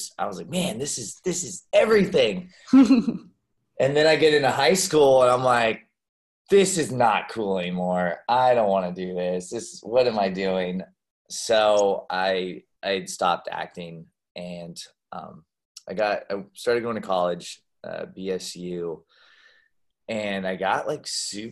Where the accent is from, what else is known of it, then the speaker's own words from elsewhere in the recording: Boise, Idaho, United States; also born or lived in San Francisco Bay Area, California / Kentucky; we finally moved to Boise, Idaho. That's where my family settled down. So, yeah, I typically claim the potato capital of the world as where I'm from.